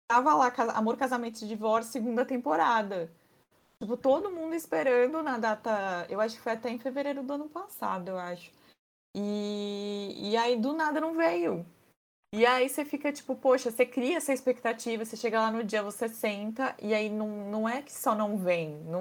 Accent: Brazil; sou brasileira

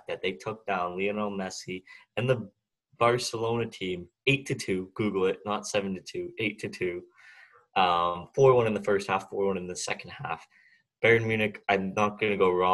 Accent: Canada; I'm Canadian

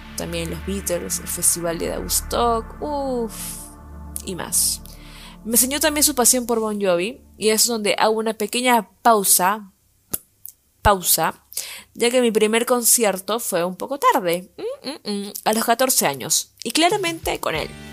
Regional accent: Lima, Peru; Soy de Lima, la gris

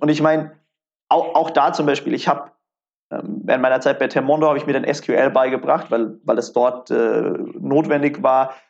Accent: Karlsruhe, Baden-Württemberg, Germany; also born or lived in Mannheim; ich komme ursprünglich aus Karlsruhe

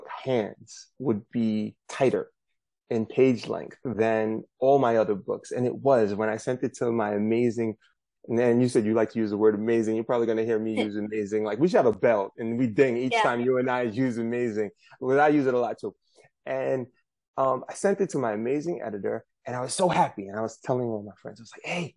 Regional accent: New York City, New York, United States; I'm from Brooklyn, New York. This is where I'm zooming in from

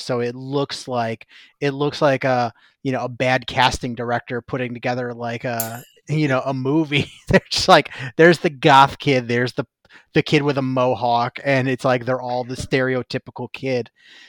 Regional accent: Midwest, United States; And as a Midwesterner, I always appreciated that.

